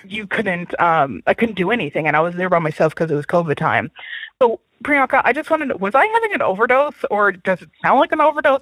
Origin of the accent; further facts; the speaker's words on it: Newfoundland and Labrador, Canada; now in Vancouver, Canada; I live in Vancouver, Canada, but I am from Newfoundland, Canada.